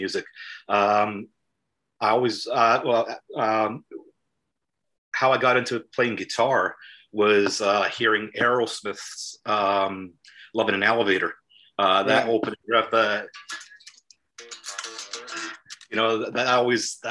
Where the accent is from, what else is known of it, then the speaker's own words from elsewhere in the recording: Los Angeles, California, United States; now in Millport, United Kingdom; I grew up in Los Angeles, I grew up in my grandparents' house